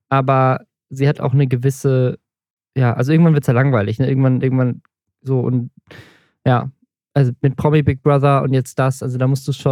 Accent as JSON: {"language": "German", "region": "Southern Germany", "country": "Germany", "said": "Wenn ich, ich komme auch, auch aus dem Süden, ich muss dazu stimmen."}